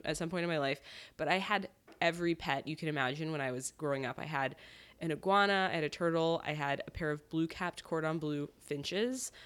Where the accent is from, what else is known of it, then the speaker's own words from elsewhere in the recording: Connecticut, United States; moved away as an adult; now in New York, United States; I grew up in Connecticut